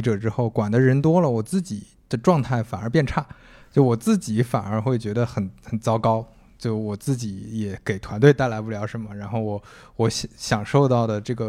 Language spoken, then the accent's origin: Chinese; Shandong, China; now in Hangzhou, China; 因为我也是北方人，我是山东人，